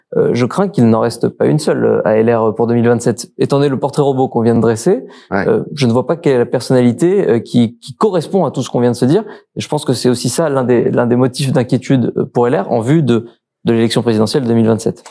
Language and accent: French; Marseille, Provence-Alpes-Côte d'Azur, France; en tant que Marseillais